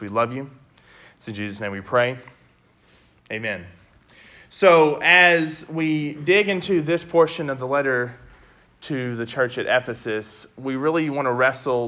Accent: West Memphis, Arkansas, United States; also born or lived in Conway; I'm originally from West Memphis

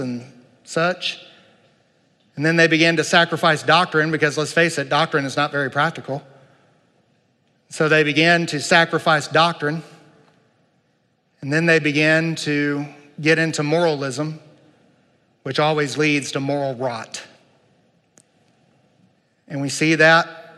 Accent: United States; I love being an American

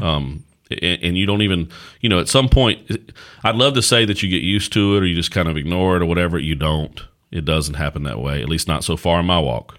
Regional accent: Caswell County, North Carolina, United States; also born or lived in Danville, Virginia; I was born and raised in Caswell County, North Carolina

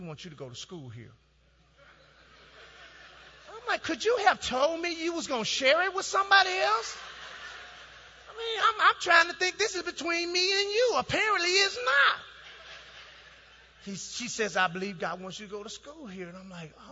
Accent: Dallas, Texas, United States; moved away as an adult; also born or lived in Ohio; I'm from Dallas

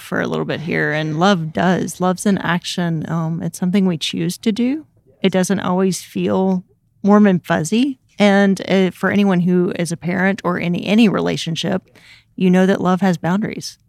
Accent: Memphis, Tennessee, United States; moved away as an adult; I'm originally from Memphis, Tennessee

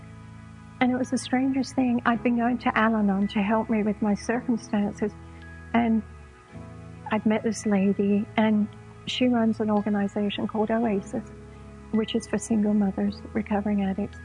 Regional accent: London, United Kingdom; moved away as an adult; also born or lived in San Diego, United States; now in United States; I was born and raised in London, England. And when I was about 22, I emigrated to America

